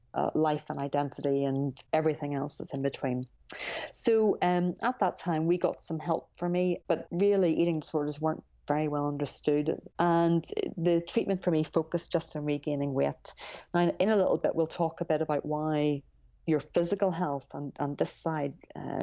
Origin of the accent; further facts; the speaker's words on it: Ireland; I grew up in Ireland